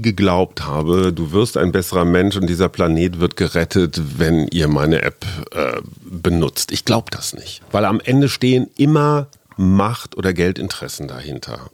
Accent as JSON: {"language": "German", "country": "Germany", "said": "als Deutscher"}